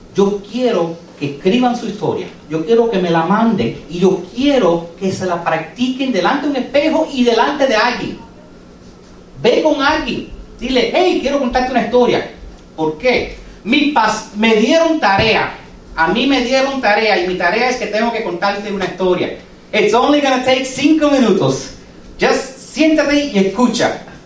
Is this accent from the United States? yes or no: yes; United States; Spanish is a second language; yo soy second generation americano. ¿Ok? Yo soy nacido aquí